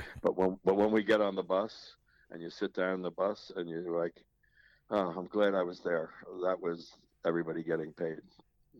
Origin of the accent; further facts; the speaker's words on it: South Orange, New Jersey, United States; I grew up in South Orange, first of all, where the university is located